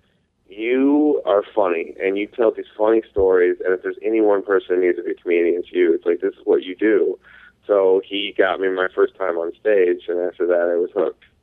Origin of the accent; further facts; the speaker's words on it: Kent, Ohio, United States; also born or lived in Westlake, Ohio / New York / Lakewood, Ohio; Originally, I grew up in Kent, Ohio.